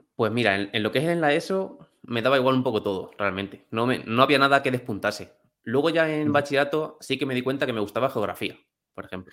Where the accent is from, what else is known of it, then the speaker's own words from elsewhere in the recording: Alcázar de San Juan, Castilla-La Mancha, Spain; also born or lived in England; Yo soy de Alcázar de San Juan, que es un pueblo de Ciudad Real.